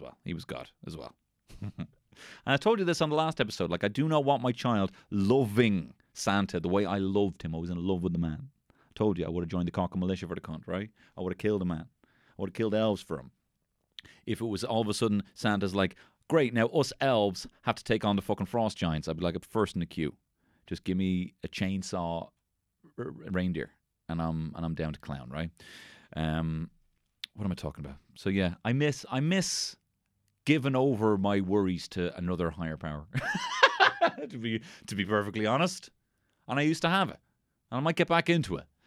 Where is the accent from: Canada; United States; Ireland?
Ireland; we are Irish